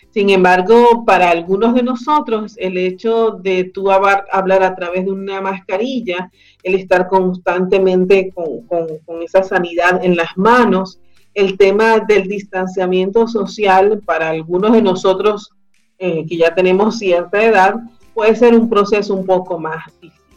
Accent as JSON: {"language": "Spanish", "country": "Venezuela", "moved": "yes", "lives_now": "Chile", "said": "nosotros como comunidad venezolana que vive en Chile y que estamos integrándonos a la sociedad chilena"}